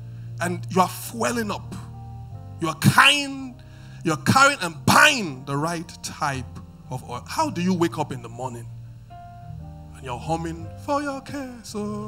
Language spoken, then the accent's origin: English; Benin; moved away; I mean, I listen to when I came from Benin, a bit to become cultured, I would say that my taste of music was eclectic, right?